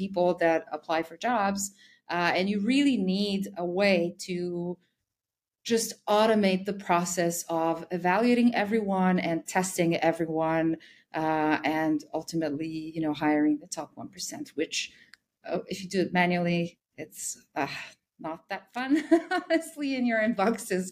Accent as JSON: {"language": "English", "country": "Serbia", "said": "I'm actually from Serbia"}